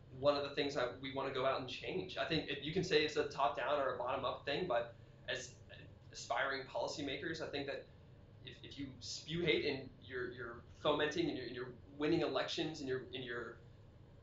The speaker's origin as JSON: {"language": "English", "region": "Western Pennsylvania", "country": "United States", "tie": "born or raised there", "moved": "yes", "lives_now": "Washington, D.C., United States", "said": "growing up in Western Pennsylvania, a very rural area of Western Pennsylvania"}